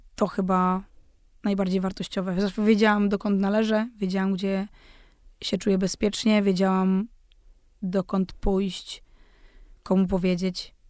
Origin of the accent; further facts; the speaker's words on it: Zaolzie, Moravian-Silesian Region, Czechia; ja pochodzę z tego Zaolzia, właśnie z tego pogranicza